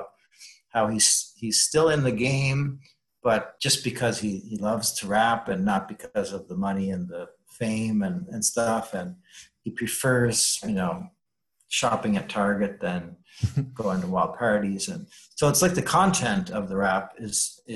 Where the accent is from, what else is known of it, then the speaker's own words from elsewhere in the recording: Canada; I feel like I've not been doing my duty as a Canadian suddenly